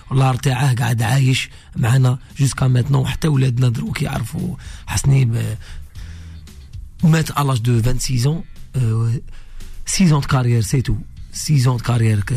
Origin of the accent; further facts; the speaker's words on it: Algeria; Là-bas chez nous, c'est, chez nous en Algérie et chez vous ici